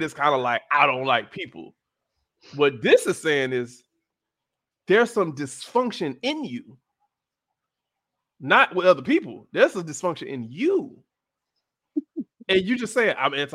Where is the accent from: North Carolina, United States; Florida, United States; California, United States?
Florida, United States; Miami; also born or lived in Atlanta, Georgia; So I grew up in Miami.